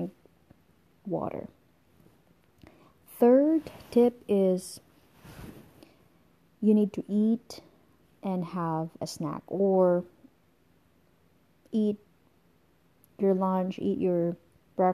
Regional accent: Philippines; moved away as an adult; now in United States; I was born in the Philippines. I'm a Filipino and I came over here in the United States when I was 24 years old

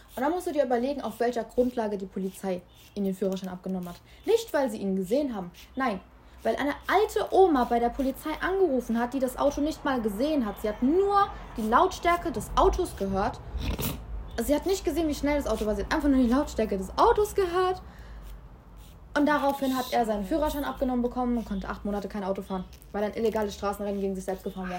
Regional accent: Germany; bei uns in Deutschland

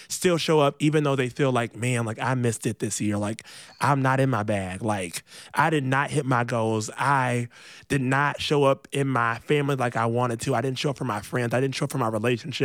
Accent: Rockford, Illinois, United States; moved away; I grew up in Rockford, Illinois

